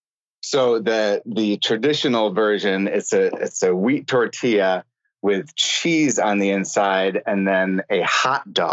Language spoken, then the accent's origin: English; Buffalo, New York, United States; also born or lived in Cleveland; I grew up in the land of buffalo wings.